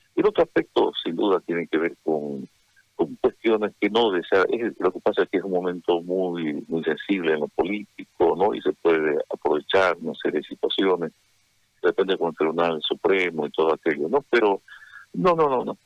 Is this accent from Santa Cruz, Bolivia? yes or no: yes; Santa Cruz, Bolivia; a mi Santa Cruz, a mi patria, a mi Bolivia